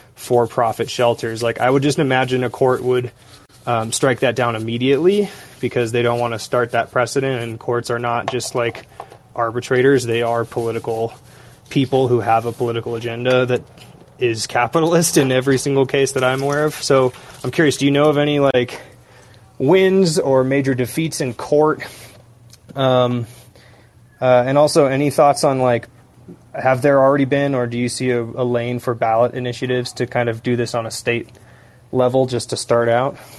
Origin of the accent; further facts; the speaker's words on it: Seattle, Washington, United States; moved away; I'm not living in the U.S. right now, but I'm from Seattle